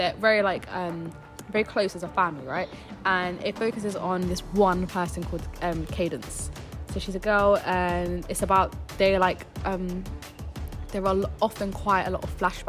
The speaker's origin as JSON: {"language": "English", "country": "Germany", "tie": "born there", "said": "because I was born in Germany, because I don't literally just don't have an accent"}